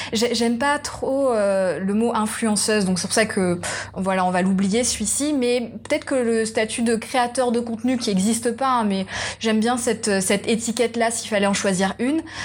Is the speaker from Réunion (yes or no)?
yes; Réunion; je suis réunionnaise.